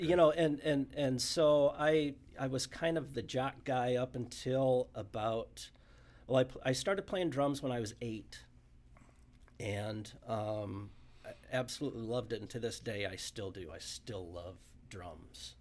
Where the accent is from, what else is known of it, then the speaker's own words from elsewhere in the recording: Omaha, Nebraska, United States; born and raised in Omaha